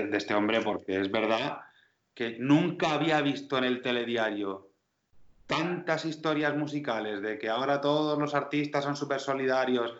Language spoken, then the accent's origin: Spanish; Region of Murcia, Spain; Soy murciano